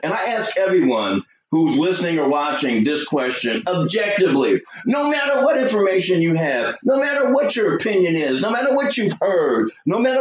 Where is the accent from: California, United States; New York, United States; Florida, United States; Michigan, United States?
New York, United States; now in Georgia, United States; I'm a New Yorker